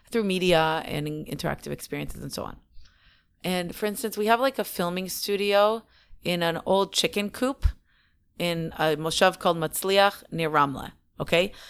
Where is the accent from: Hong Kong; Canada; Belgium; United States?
Canada; moved away as an adult; also born or lived in Israel; we're so many generations Canadian